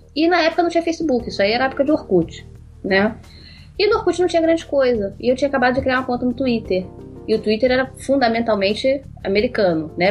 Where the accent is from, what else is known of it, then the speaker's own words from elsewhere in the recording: Rio de Janeiro, Brazil; no Rio de Janeiro, sou carioca uh, ah, resido no Rio